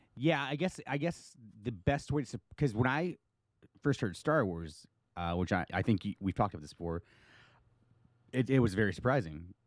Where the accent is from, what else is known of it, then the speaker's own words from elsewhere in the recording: United States; I'm your American friend